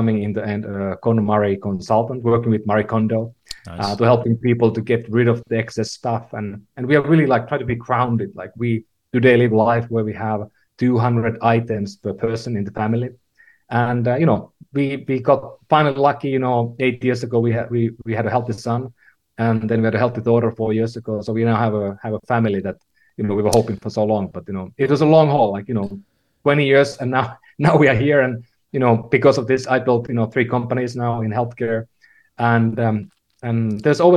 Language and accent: English; Finland; moved away as an adult; also born or lived in California; now in San Francisco, United States; I was born in Finland, lived in a lot of places, but, you know, moved to California about 15 years ago